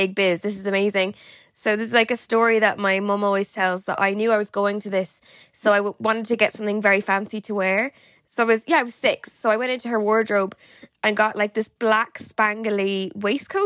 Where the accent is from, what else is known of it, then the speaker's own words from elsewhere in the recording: Galway, Connacht, Ireland; now in London, United Kingdom; I'm from Galway, right on the Atlantic